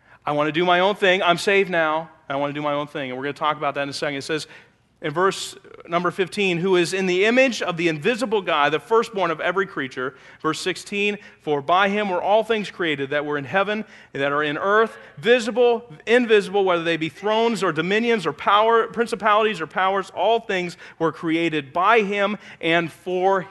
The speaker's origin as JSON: {"language": "English", "region": "Pennsylvania", "country": "United States", "tie": "born or raised there", "moved": "yes", "lives_now": "Elkhart, United States", "said": "It's where I grew up"}